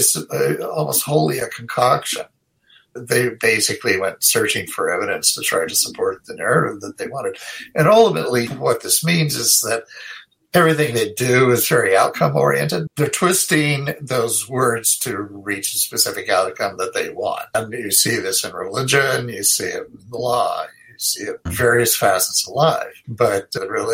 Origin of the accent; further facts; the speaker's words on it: Idaho, United States; moved away; I'm from Idaho